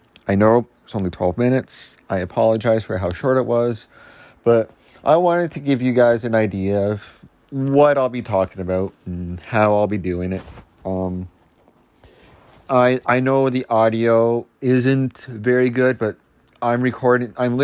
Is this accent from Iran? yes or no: no; Canada; I'm Canadian